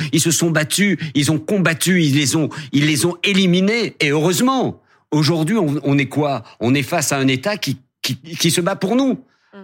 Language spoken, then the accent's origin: French; Algeria; now in France; mon enfance en Algérie